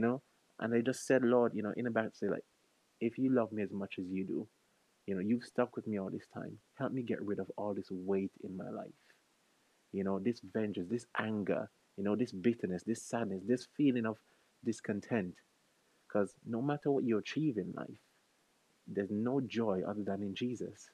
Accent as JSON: {"language": "English", "country": "St. Vincent & Grenadines", "moved": "as an adult", "lives_now": "United Kingdom", "said": "I'm originally from St. Vincent and the Grenadines, the best island in the Caribbean"}